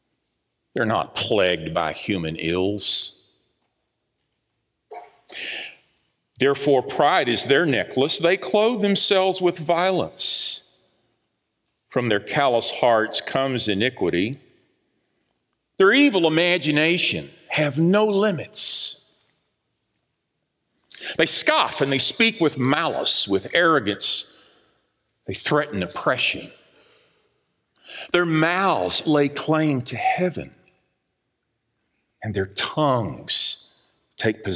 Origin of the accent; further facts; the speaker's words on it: Dallas, Texas, United States; I grew up in Southeast Dallas, over on Alhambra Street, where all of the houses look the same